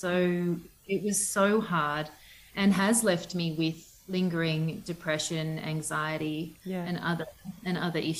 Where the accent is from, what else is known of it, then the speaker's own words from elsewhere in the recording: Southern Highlands, New South Wales, Australia; also born or lived in Western Australia / Perth; now in Orange, Australia; I grew up in the Southern Highlands, which is about 3 hours from here